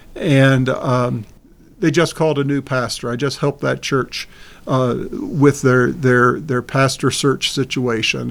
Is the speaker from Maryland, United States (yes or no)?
yes; Baltimore, Maryland, United States; growing up in Baltimore, just outside of Baltimore City